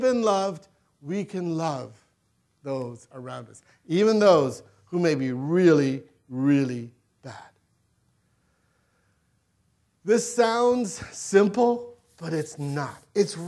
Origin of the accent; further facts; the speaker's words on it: Gardena, California, United States; I grew up in Gardena, not too far away